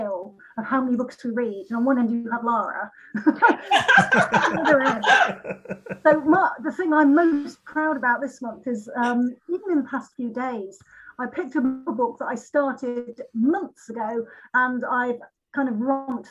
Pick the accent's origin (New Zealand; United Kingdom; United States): United Kingdom; Lincolnshire, East Midlands; I'm from Lincolnshire, but I'm not from the real Fenny part of it.